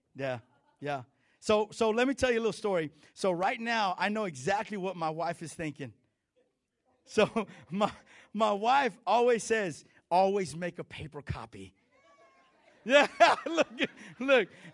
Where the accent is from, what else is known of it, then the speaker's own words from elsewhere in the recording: Texas, United States; I'm Mexican and I'm Texan.